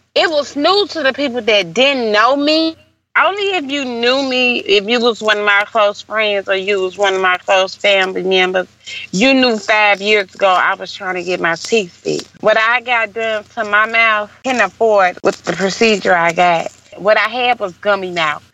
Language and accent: English; St. Louis, Missouri, United States; I'm from St. Louis